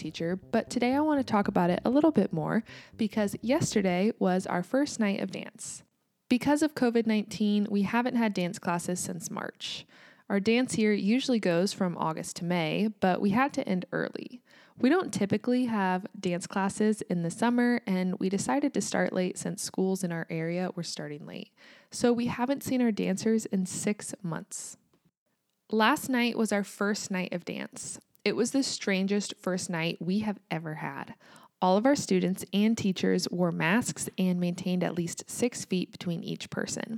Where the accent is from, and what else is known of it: United States; also born or lived in Kansas